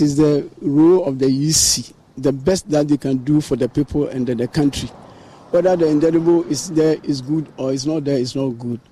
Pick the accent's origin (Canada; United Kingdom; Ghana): Ghana; as a Ghanaian